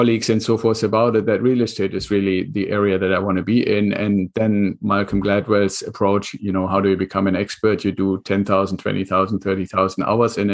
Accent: Germany; English is a second language; moved away as an adult; now in United States; my accent, and I'm originally from Germany. So I came to the United States with the Air Force.

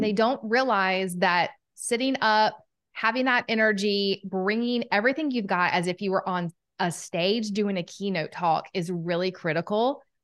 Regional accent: Southern United States, United States; accent: Southern; my Southern accent

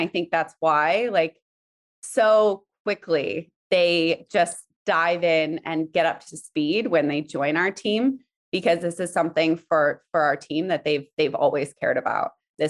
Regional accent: Alaska, United States; also born or lived in South Africa; I'm from kind of all over. I was born in South Africa, but mostly grew up in Alaska, but lived in many countries and states.

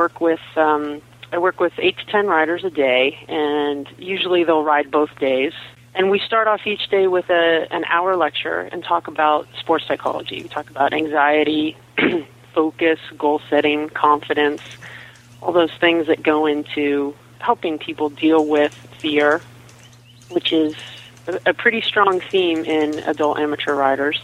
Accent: Pittsburgh, Pennsylvania, United States; moved away; also born or lived in Southern California; I grew up in Pittsburgh, Pennsylvania, and I moved to Southern California and spent 20 years in Southern California

